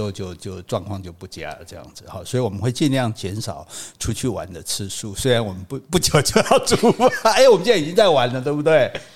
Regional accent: Taiwan; 我们台湾人

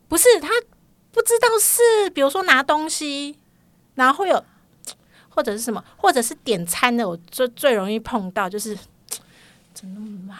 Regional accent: Keelung, Taiwan; 我是基隆人

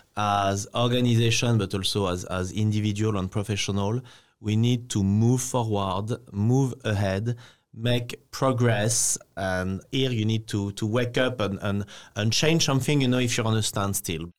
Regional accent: France; now in Taiwan

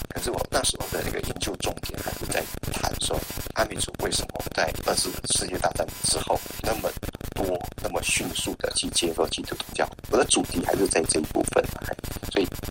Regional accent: Yuli, Hualien County, Taiwan; 我是出生在花莲玉林的三年一个小村落

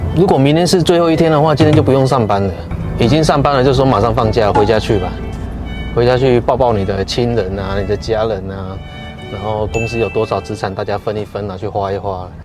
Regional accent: Taiwan; 真正在做的就是我一个台湾人，然后两个日本人，我们三个一个 team 这样来做

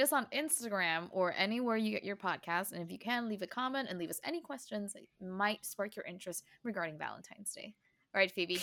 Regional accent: Taiwan; growing up in Taiwan

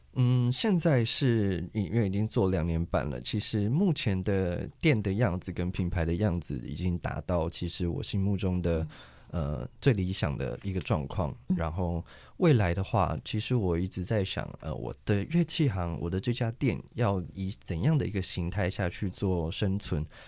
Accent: Kaohsiung, Taiwan; moved away as an adult; now in Taichung, Taiwan; 我其实是土生土长的高雄

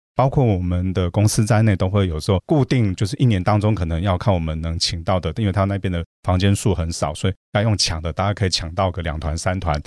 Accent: Taiwan; 我们很可爱的台湾人也在那边创造出一个台湾的奇迹

